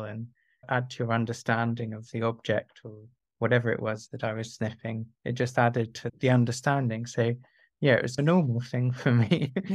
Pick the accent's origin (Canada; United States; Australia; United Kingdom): United Kingdom; South of England; I grew up in the south of England